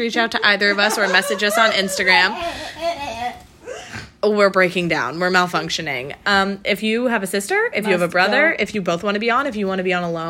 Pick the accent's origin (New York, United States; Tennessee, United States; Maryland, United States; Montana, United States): New York, United States; Brooklyn; accent: Brooklyn; I did it in my Brooklyn accent, the Easter Bunny.